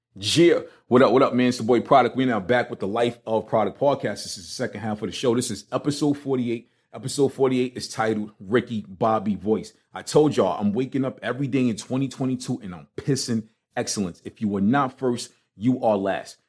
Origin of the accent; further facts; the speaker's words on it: New York City, New York, United States; moved away; growing up in Brooklyn